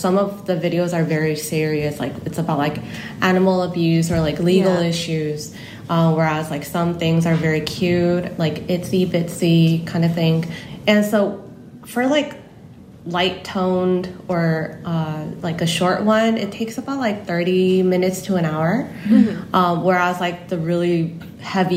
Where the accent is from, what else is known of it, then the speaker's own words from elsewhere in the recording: California, United States; accent: Cali style of English; moved away as an adult; now in South Korea; my family immigrated to California when I was like 10. So growing up in Cali, I kind of like have Cali style of English